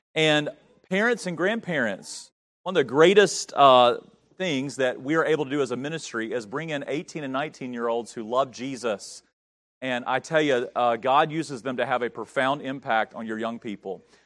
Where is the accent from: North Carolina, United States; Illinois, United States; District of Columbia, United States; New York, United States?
North Carolina, United States; moved away; I grew up in North Carolina